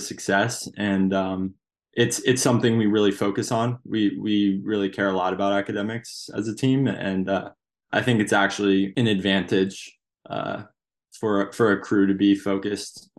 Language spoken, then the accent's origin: English; Seattle, Washington, United States; also born or lived in New Jersey; I moved to Seattle in first grade